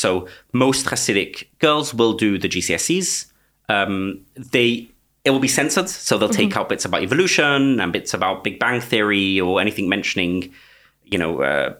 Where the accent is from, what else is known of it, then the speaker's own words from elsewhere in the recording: London, United Kingdom; Stamford Hill, in London, in Britain, groups calling themselves after Eastern European villages. Okay, so I grew up in the Satmar sect.